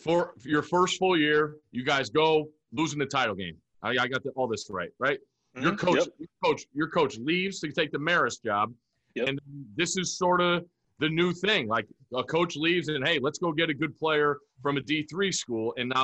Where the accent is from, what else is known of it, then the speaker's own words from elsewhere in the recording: Connecticut, United States; I grew up in Connecticut my whole life